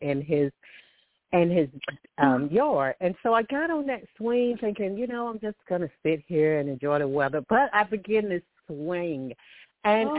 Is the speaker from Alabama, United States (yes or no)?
yes; Alabama, United States; I'm from Alabama.